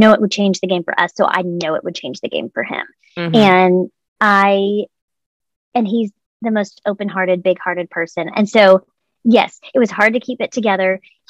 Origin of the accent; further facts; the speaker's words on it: Texas, United States; What's crazy is because I have moved a lot, I'm from Texas. I have this large network of friends all over the country.